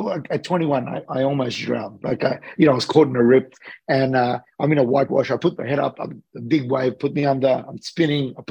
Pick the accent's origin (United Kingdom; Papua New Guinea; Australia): Australia; I'm an Australian guy that's living between Sydney and LA.